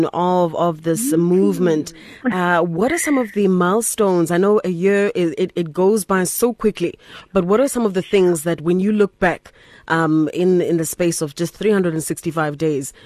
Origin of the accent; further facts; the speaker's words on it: Rustenburg, North West, South Africa; I come from Rustenburg in the Northwest, and we didn't necessarily always have opportunities